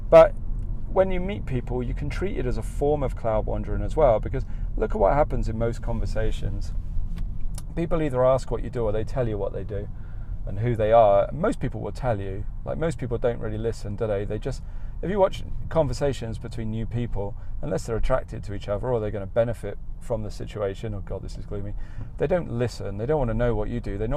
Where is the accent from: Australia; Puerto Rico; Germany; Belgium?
Australia; accent: Australian; moved away; as soon as I chat eh, with someone and they hear my accent in this country, they know I'm from Australia, so I can't hide that.